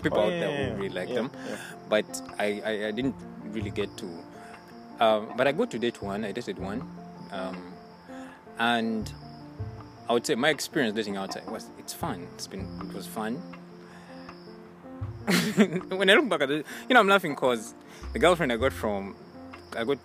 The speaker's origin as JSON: {"language": "English", "country": "Uganda", "moved": "yes"}